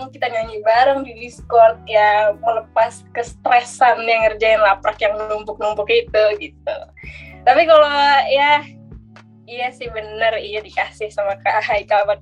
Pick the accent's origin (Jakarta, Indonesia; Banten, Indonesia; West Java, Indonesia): West Java, Indonesia; Bogor; aku tuh dari Bogor aku orang Sunda ngejokes pakai bahasa Sunda